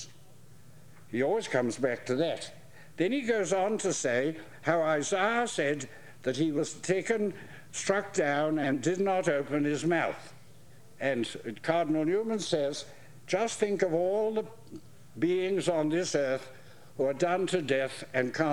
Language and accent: English; England, United Kingdom; coming from England